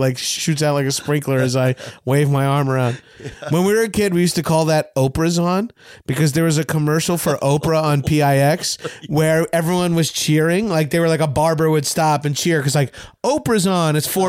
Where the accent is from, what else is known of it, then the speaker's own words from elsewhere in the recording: Long Island, New York, United States; You're from Boston. I'm from Long Island.